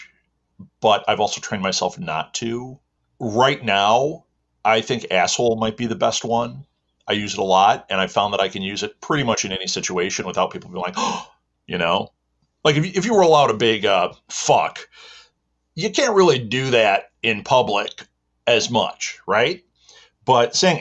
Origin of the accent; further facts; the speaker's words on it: Midwest, United States; I am from the Midwest in America